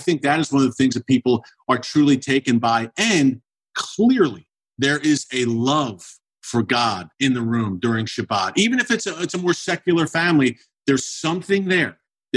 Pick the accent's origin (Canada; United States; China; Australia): United States; Philadelphia, Pennsylvania; a good buddy I grew up with in Philadelphia